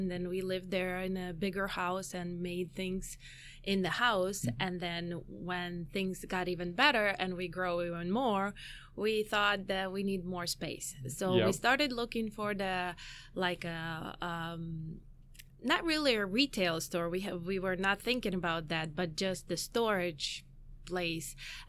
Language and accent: English; Ukraine; also born or lived in Chicago; now in United States; So, going from the beginning, I came from Ukraine about 15 years ago, me and my husband. So we've been here for 15 years. And we lived in Chicago for 8 years.